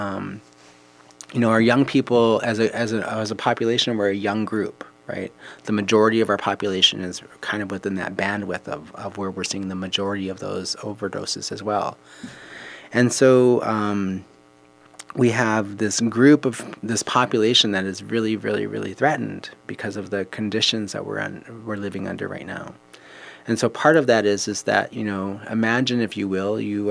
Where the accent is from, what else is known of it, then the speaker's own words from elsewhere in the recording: Minnesota, United States; I was born and raised in here in Minnesota